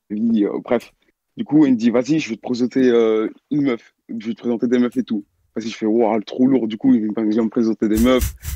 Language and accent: French; Belgium; Vas-y je viens de Belgique, euh, j'ai 18 ans et l'histoire s'est passée euh, l'année passée en décembre 2020.